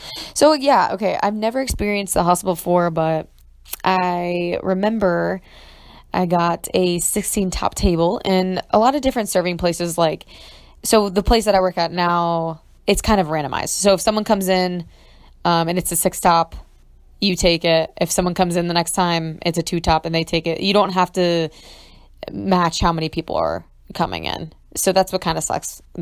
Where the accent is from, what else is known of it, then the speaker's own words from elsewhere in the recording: Ohio, United States; moved away as an adult; also born or lived in New York; I'm from Ohio